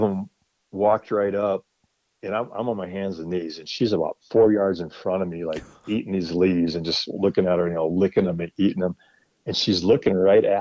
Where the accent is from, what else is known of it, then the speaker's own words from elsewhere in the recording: Wisconsin, United States; moved away as an adult; now in Colorado, United States; I grew up in Wisconsin, but I moved to Colorado about 20 years ago now.